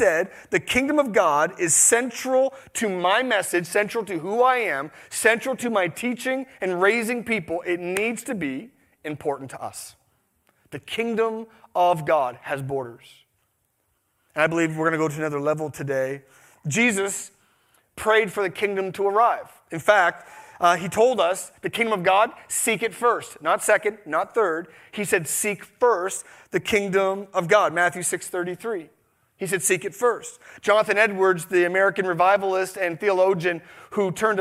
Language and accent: English; Canada; We're the most apologetic nation in the world